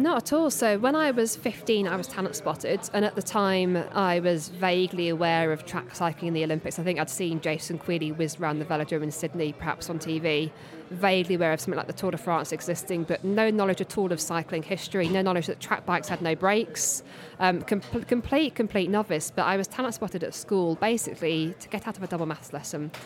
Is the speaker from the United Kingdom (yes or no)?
yes; Surrey, South East England, United Kingdom; I'm from Surrey